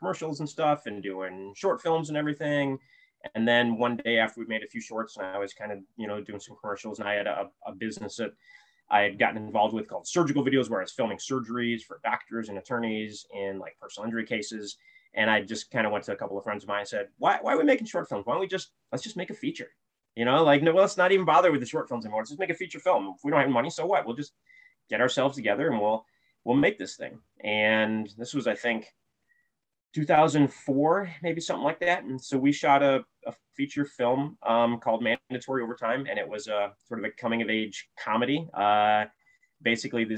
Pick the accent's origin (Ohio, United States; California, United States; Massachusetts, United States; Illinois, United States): Ohio, United States; Toledo; moved away as an adult; now in Florida, United States; I grew up in Toledo, Ohio, and moved to Florida